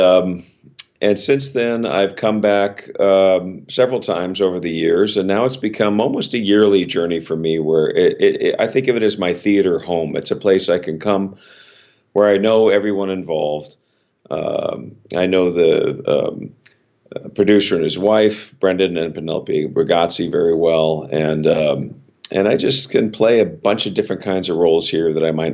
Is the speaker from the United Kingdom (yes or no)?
no; Los Angeles, California, United States; moved away as an adult; now in Stamford, United States; I was born and raised in Los Angeles